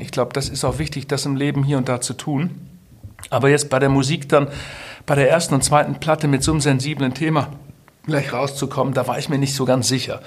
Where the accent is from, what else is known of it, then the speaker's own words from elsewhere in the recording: Twistringen, Lower Saxony, Germany; Ich komme ja aus Twistring, sehr katholischer Ort